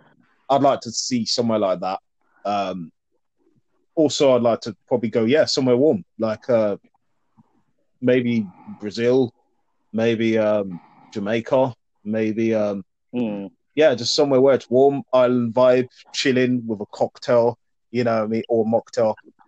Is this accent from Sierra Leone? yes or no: yes; Sierra Leone; And when you go to obviously your home country, which I'm from, Sierra Leone, by the way, in case people didn't know, when you go there, I didn't really enjoy it as much.